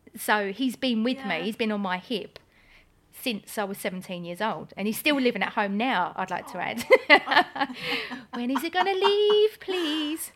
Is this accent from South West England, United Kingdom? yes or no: no; Essex, East of England, United Kingdom; also born or lived in Greenwich, London; I moved to Essex uh, when I was very young. I've oh, got. I have only been a, yeah, I think I was about four when I moved to Essex.